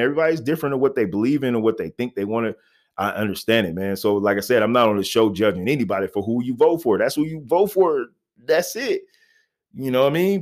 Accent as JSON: {"language": "English", "town": "Little Rock", "region": "Arkansas", "country": "United States", "tie": "born or raised there", "moved": "yes", "said": "I was born in Little Rock, Arkansas"}